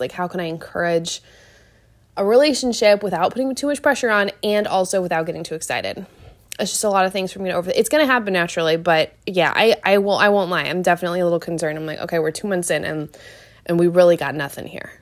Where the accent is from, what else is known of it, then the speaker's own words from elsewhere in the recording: Seattle, Washington, United States; now in Wilmington, United States; I'm from Seattle